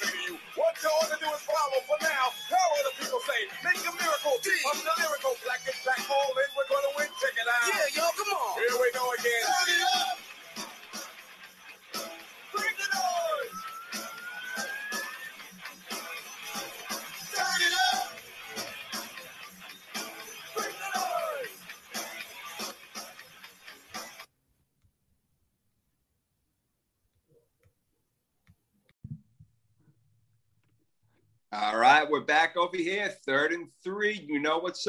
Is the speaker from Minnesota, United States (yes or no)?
no; New York, United States; moved away as an adult; now in Florida, United States; I'm still a New Yorker at heart